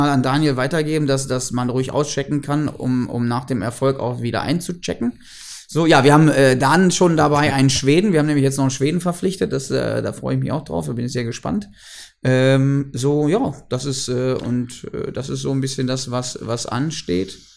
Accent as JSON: {"language": "German", "region": "Lower Saxony", "country": "Germany", "said": "jetzt komme ich wieder ne, als Ostfriese."}